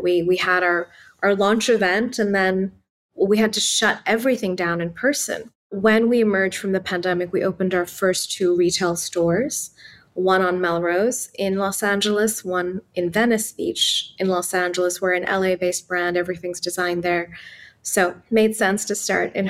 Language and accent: English; Islamabad, Islamabad Capital Territory, Pakistan; English is a second language; moved away as an adult; also born or lived in Palo Alto, United States; now in United States; Growing up in Pakistan and Islamabad